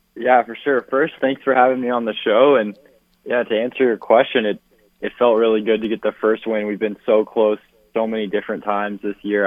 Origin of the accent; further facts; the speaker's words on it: Phoenix, Arizona, United States; Phoenix, my hometown